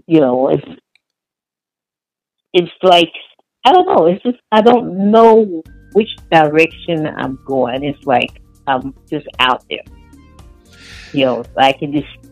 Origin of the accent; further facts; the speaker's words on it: Houston, Texas, United States; moved away as an adult; now in Portland, United States; I live in Portland now. I'm originally from Houston.